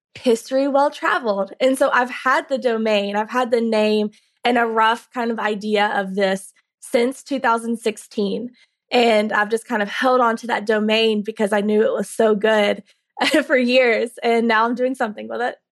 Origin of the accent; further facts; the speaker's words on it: Carrollton, Georgia, United States; I'm from Carrollton, Georgia. I grew up in Carrollton, forty miles west of Atlanta